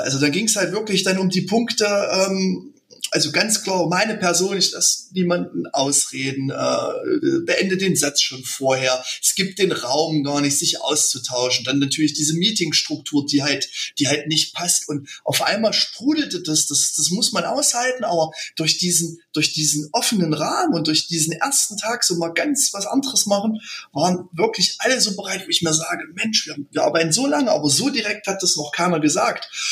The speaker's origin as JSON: {"language": "German", "town": "Frömmstedt", "region": "Thuringia", "country": "Germany", "said": "Wir sind ähm, aus Frömmstedt, ein kleiner Ort in Thüringen und sind mittlerweile in der dritten Generation"}